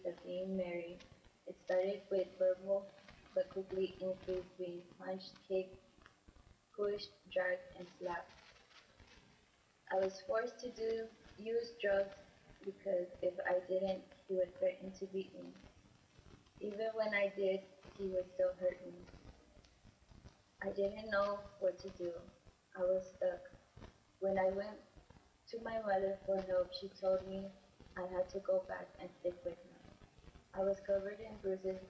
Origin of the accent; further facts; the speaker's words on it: San Angelo, Texas, United States; I was born in San Angelo, Texas